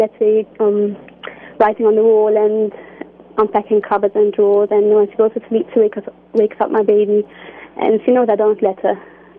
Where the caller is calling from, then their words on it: London, United Kingdom; Oh, hello, I'm calling from London.